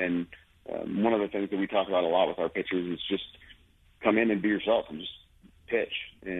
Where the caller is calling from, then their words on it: Denver, Colorado, United States; From Denver. I'm actually home.